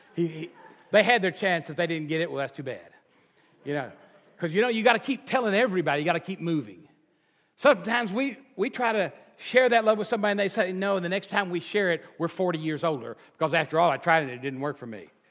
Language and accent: English; Texas, United States; I'm a Texan and the culture of being a Texan